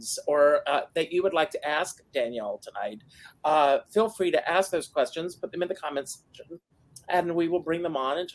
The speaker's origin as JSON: {"language": "English", "town": "Myrtle Beach", "region": "South Carolina", "country": "United States", "tie": "born or raised there", "moved": "yes", "said": "I grew up in Myrtle Beach, South Carolina, in the South"}